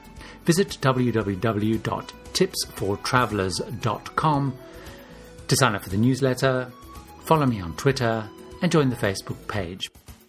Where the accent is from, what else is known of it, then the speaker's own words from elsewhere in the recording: London, United Kingdom; London, my hometown